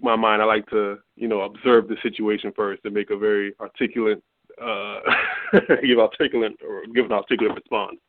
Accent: New York City, New York, United States; moved away as an adult; also born or lived in Louisville, Kentucky; Shad and I are both from Brooklyn, New York

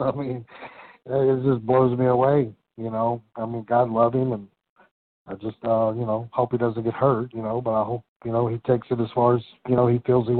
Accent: Central Virginia, United States; I'm from Central Virginia

